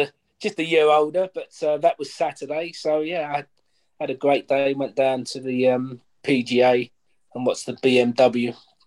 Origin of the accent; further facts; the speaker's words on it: Goodmayes, London, United Kingdom; also born or lived in Barking / Ilford; Yeah, I was born in Barking, but I lived in Goodmayes.